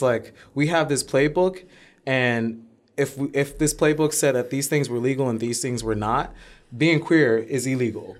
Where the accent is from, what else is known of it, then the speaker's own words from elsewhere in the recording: New York City, New York, United States; we grew up in Harlem when Harlem was a terrible neighborhood